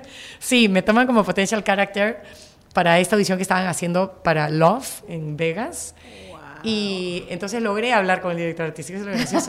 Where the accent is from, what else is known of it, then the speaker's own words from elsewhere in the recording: Peru; vengo de Perú